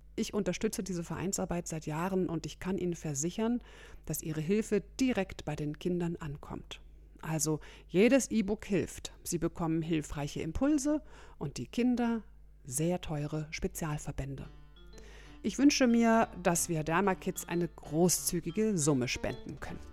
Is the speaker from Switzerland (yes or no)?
no; Germany; bei uns in Deutschland